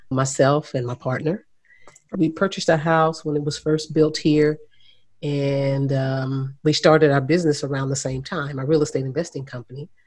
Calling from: Haslet, Texas, United States; I am here in Northwest Fort Worth. It's a small town right outside of uh, Fort Worth called Haslet.

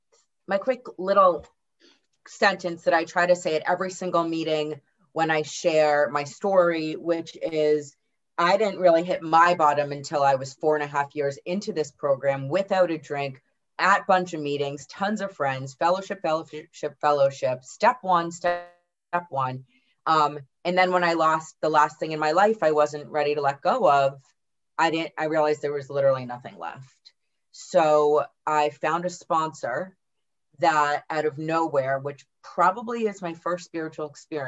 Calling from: Boston, Massachusetts, United States; I'm calling from Boston, Massachusetts.

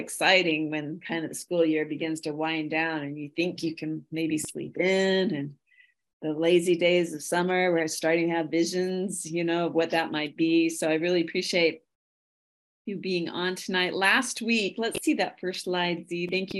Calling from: Chevy Chase, Maryland, United States; I come to you from Chevy Chase, Maryland, just about 20 minutes from the White House in Washington, D.C.

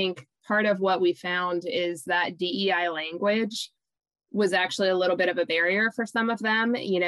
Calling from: South Carolina, United States; I'm calling from the Coastal Community Foundation in South Carolina.

